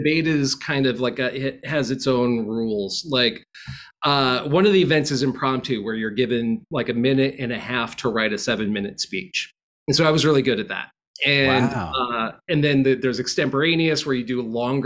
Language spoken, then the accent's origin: English; Peoria, Illinois, United States; also born or lived in Austin, Texas; now in New York, United States; I grew up in Peoria, Illinois